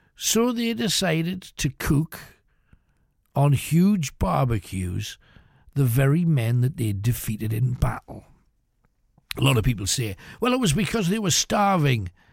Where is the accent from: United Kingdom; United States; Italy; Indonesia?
United Kingdom; we're British